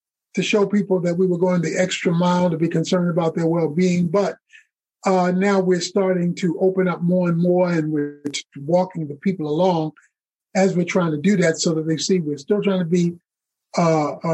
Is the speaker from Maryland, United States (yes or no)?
yes; Baltimore, Maryland, United States; moved away as an adult; also born or lived in Georgia; now in Dallas, United States; I'm originally from Baltimore, Maryland, and born and raised there